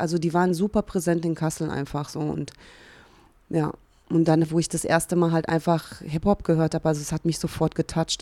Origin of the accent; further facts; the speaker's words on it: Hungary; also born or lived in Cologne, Germany; now in Berlin, Germany; komme ja auch gebürtig aus Ungarn